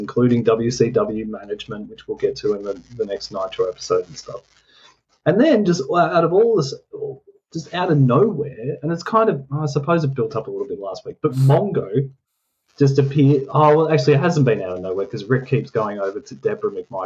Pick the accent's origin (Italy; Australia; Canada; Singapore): Australia; We're from Australia.